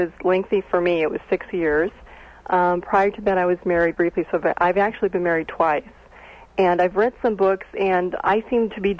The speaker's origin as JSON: {"language": "English", "town": "Phoenix", "region": "Arizona", "country": "United States", "said": "I'm from Phoenix. I lived there for 5 years."}